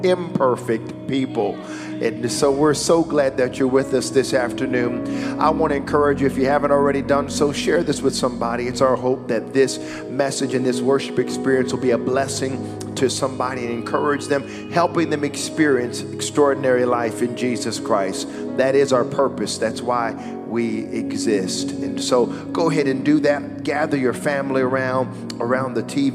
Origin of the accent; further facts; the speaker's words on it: United States; I am an American citizen